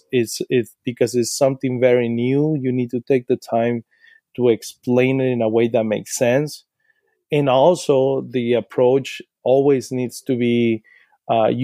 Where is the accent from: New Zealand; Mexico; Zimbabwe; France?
Mexico; Sinaloa; English is a second language; moved away as an adult; now in Portland, United States; when I was growing up in Sinaloa, my mom used to take us to church